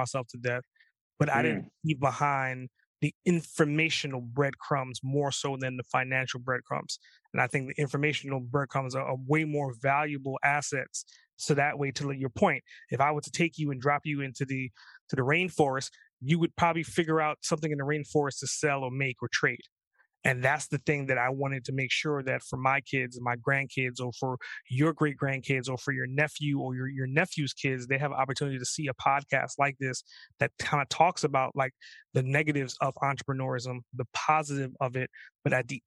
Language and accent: English; New York, United States; also born or lived in Trinidad; I grew up in New York